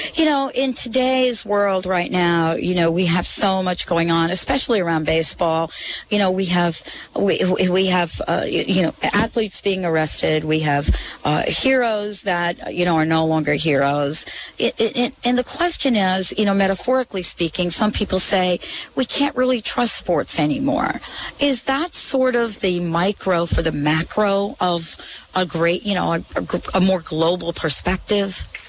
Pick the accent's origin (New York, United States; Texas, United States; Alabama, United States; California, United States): New York, United States; New York City; I grew up in the Bronx, of course, not very far from Yankee Stadium